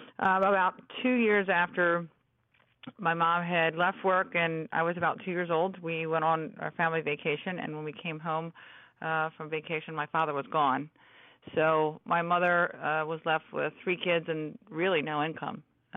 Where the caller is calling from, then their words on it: Washington, District of Columbia, United States; I'm calling in from the Washington area. Yes, I am.